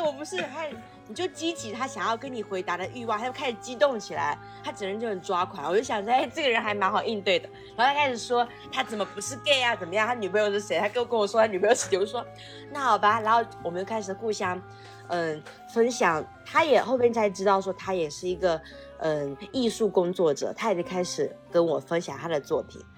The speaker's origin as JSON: {"language": "Chinese", "region": "Fujian", "country": "China", "tie": "born or raised there", "said": "在福建有一种，就是我，我比较生受我家乡的那种熏陶"}